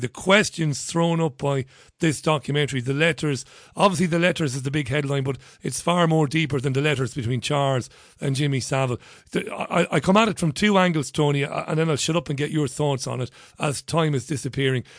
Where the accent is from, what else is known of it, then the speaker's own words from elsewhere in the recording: Ireland; I'm an Irishman, but it's not because of my Irish, you know, heritage